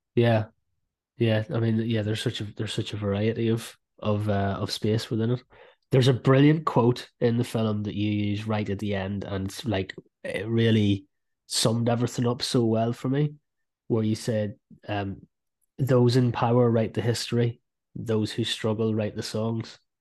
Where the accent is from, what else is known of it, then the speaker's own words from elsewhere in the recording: South Fermanagh, Northern Ireland, United Kingdom; moved away; I'm from South Fermanagh